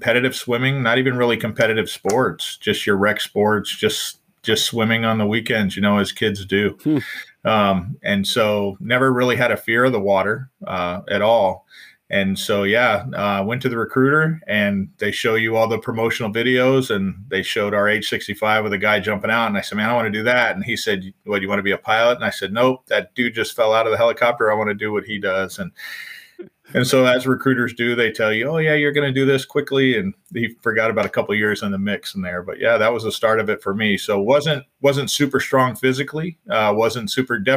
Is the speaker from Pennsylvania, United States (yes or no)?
no; just north of LA, Southern California, United States; I grew up in Southern California, just north